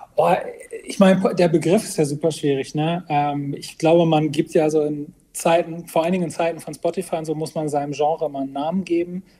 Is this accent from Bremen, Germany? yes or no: yes; Bremerhaven, Bremen, Germany; now in Bremen, Germany; gebürtiger Bremerhavener und dann jetzt in äh, Bremen äh, wohne ich.